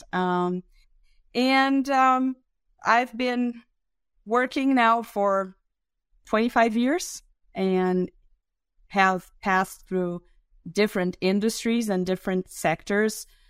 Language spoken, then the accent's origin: English; Brazil; English is a second language; I'm also a Brazilian